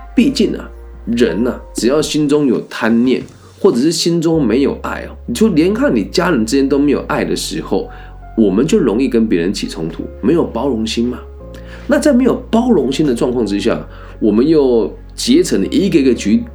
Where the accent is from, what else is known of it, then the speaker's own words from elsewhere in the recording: Taiwan; 我们小时候在台湾读书，一定都会被强迫背《论语》